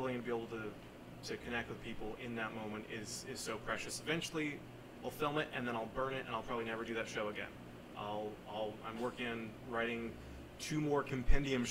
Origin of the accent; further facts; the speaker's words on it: Oregon, United States; moved away; I grew up in Oregon